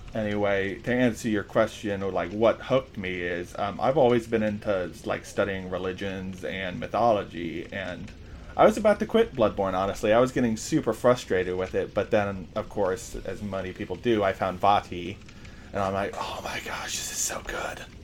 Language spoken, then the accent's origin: English; Ohio, United States; I'm in the U.S. I'm from Ohio.